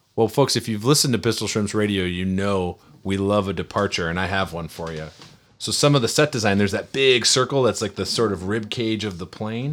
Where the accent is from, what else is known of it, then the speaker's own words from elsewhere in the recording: near Minneapolis, Minnesota, United States; moved away; I grew up near Minneapolis